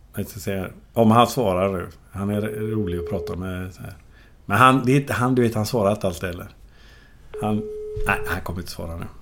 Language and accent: Swedish; Gothenburg, Västra Götaland, Sweden; där växte jag upp. Och så gick jag ju då, som jag sa, i Toleskolan